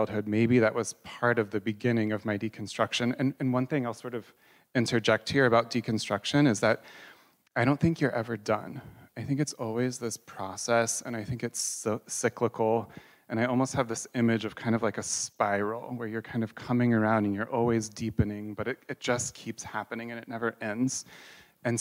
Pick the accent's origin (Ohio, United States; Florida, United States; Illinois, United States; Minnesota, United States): Ohio, United States; Columbus; I grew up here in Columbus, Ohio